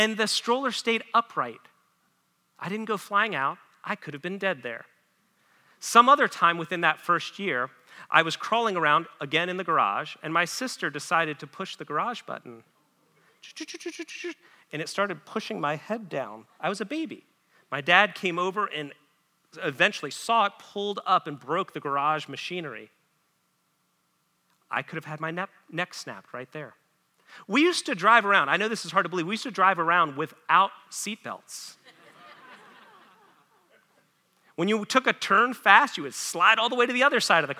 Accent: United States; I was born as an American

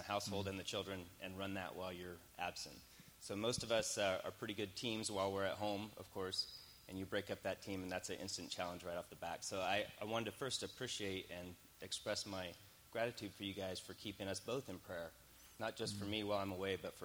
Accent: California, United States; moved away as an adult; I grew up in California

